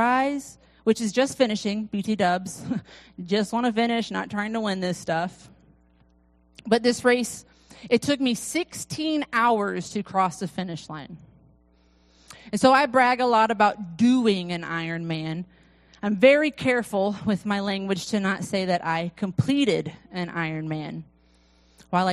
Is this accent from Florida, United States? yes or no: yes; Florida, United States; I'm from Florida